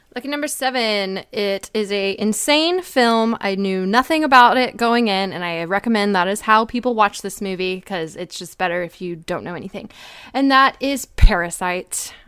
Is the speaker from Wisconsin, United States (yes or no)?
no; Dallas, Texas, United States; I'm from Dallas